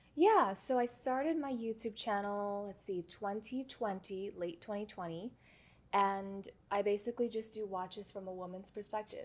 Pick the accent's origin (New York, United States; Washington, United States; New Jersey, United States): New York, United States; New York City; born and raised in New York